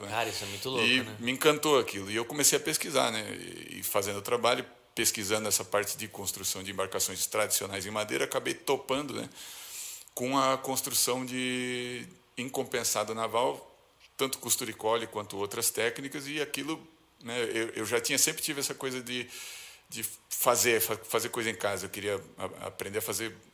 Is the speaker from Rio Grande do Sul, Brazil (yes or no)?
no; São Paulo, Brazil; also born or lived in Florianópolis; sou daqui de São Paulo.